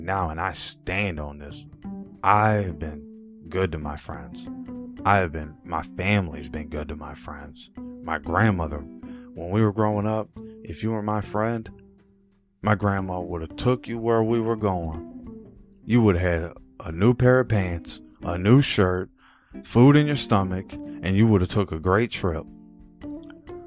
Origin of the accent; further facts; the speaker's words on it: United States; as an American